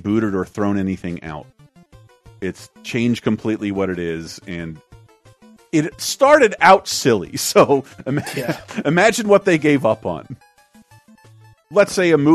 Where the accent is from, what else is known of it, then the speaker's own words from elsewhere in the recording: Florida, United States; growing up in Florida